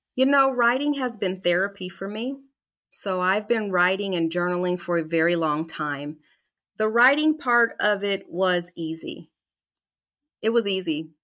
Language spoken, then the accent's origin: English; Des Moines, Iowa, United States; moved away; I'm actually a native of Des Moines, so born and raised in Des Moines, Iowa